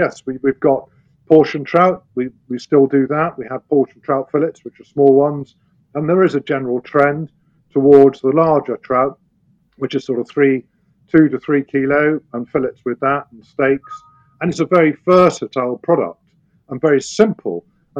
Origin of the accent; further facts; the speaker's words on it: United Kingdom; We get great pride in it as British farmers